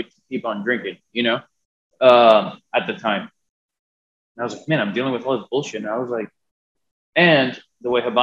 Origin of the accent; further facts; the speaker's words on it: Miami, Florida, United States; born and raised in Miami